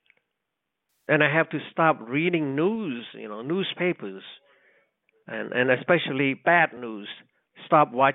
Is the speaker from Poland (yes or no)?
no; Cambodia; English is a second language; moved away as an adult